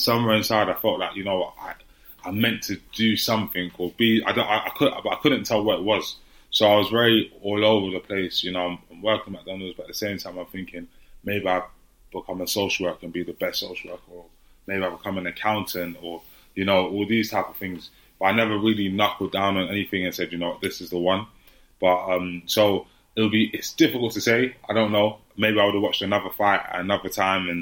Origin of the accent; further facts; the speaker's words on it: London, United Kingdom; I grew up in Hackney in East London